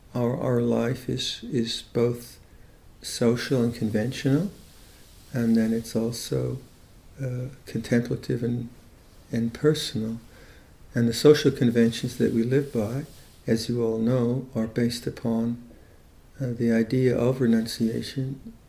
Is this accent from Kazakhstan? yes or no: no; Chennai, Tamil Nadu, India; So having Siddharth join us, who's originally from Mumbai, and I'm from Madras. What's Madras? It's Chennai now.